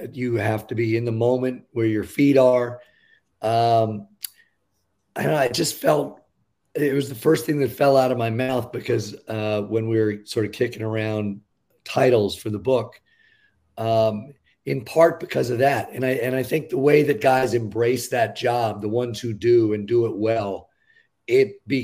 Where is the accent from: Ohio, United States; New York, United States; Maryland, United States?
New York, United States; I grew up in New York